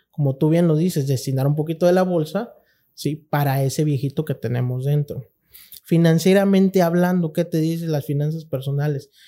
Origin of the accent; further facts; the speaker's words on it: Cintalapa, Chiapas, Mexico; nosotros como mexicanos, chiapanecos, intalapanecos